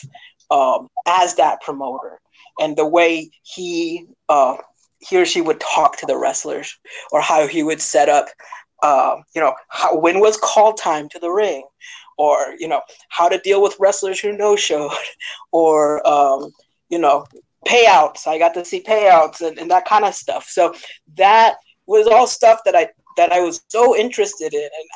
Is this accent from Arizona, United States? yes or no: yes; Phoenix, Arizona, United States; also born or lived in Texas; now in China; where I grew up was in Phoenix, Arizona